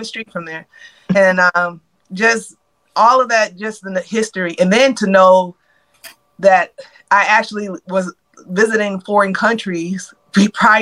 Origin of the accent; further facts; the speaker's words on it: Detroit, Michigan, United States; also born or lived in Atlanta, Georgia; now in Georgia, United States; I'm originally from Detroit, Michigan